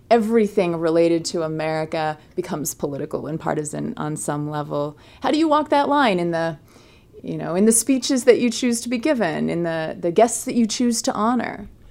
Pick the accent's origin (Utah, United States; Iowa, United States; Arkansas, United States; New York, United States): Utah, United States; Provo; my hometown, Provo, Utah, right here where I'm sitting